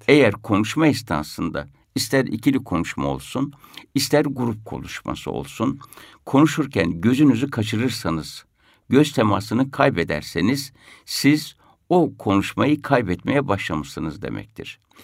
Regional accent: Isparta, Turkey; Ben Ispartalıyım.

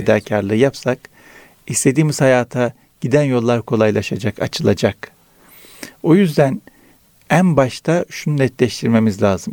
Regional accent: Araklı, Trabzon, Turkey; moved away; Trabzon Araklıyız.

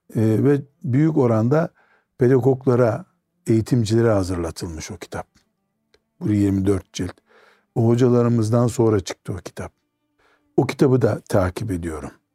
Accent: Trabzon, Turkey

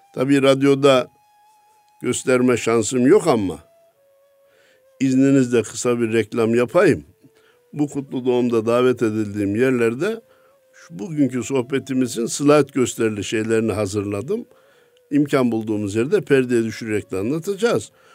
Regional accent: Kayseri Province, Turkey; memleketim Kayseri'de

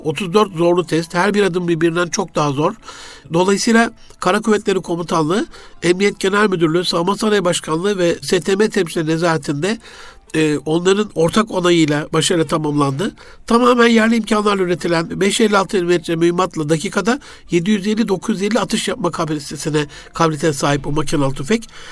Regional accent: Gaziantep, Turkey; memleketim Gaziantep'te

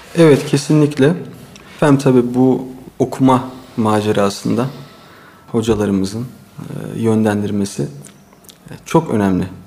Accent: Istanbul, Turkey; also born or lived in Çanakkale; 1974 İstanbul doğumluyum. Ee, ilk orta e, lise eğitimimi İstanbul Yeşilköy'de e, tamamladım.

